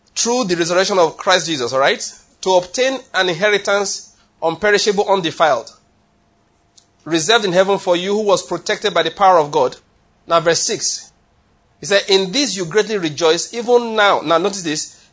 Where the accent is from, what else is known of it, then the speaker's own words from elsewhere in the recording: Ondo, Nigeria; moved away as an adult; also born or lived in Benin City, Edo / Taraba / Lagos; now in Enugu, Nigeria; I was born in Ondo State, did my university, University of Benin